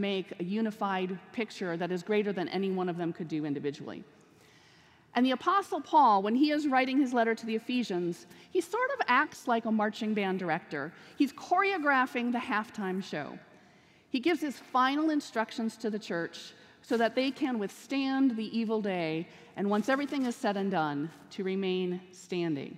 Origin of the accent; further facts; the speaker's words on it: Minnesota, United States; moved away as an adult; also born or lived in Ohio; now in Wilmore, United States; Originally, I'm from Minnesota, but I've spent the last 16 years in Ohio.